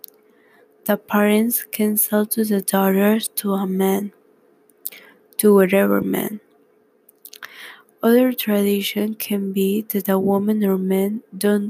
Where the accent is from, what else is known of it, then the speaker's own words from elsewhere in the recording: Peru; English is a second language; now in California, United States; I am from Peru, but now I am living in the United States, California.